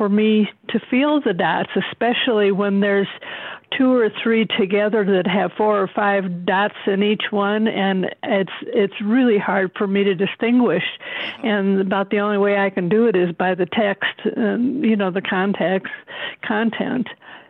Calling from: Fort Collins, Colorado, United States; I'm calling from Fort Collins, Colorado.

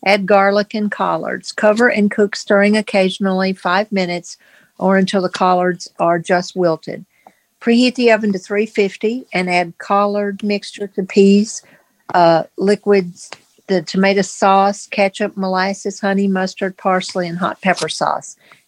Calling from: Virginia, United States; I'm calling from Virginia.

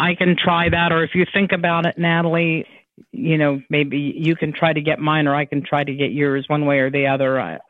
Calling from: Ohio, United States; Ohio. I'm in Ohio.

